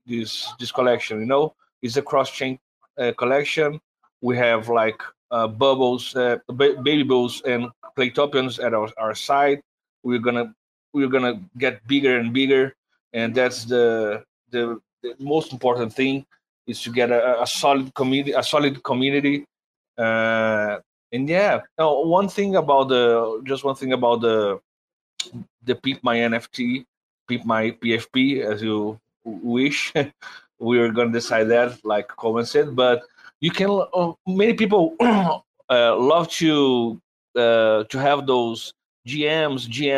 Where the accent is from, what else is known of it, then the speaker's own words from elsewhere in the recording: Brazil; English is a second language; I'm from Brazil. My English is not that good.